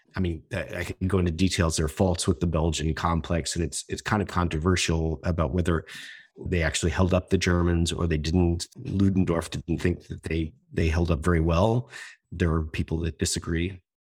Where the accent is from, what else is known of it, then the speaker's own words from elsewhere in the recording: United States; as an American